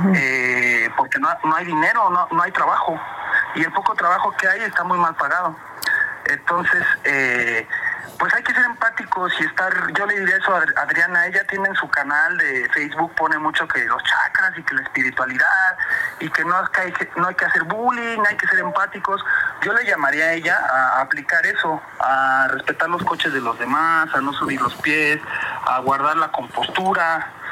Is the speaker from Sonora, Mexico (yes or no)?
no; Mexico City, Mexico; accent: fresa; de Iztapalapa